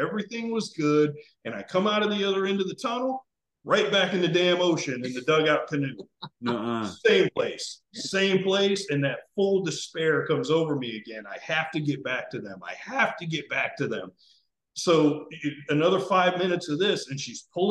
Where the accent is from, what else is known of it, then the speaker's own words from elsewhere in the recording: South Florida, United States; I grew up in South Florida